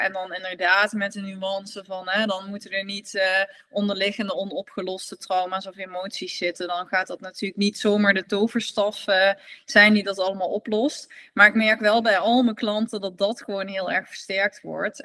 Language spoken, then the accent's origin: Dutch; Netherlands; als Nederlander